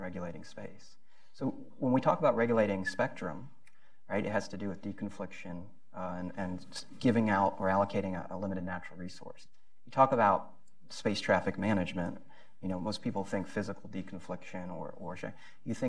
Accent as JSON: {"language": "English", "country": "United States", "said": "I'm an American"}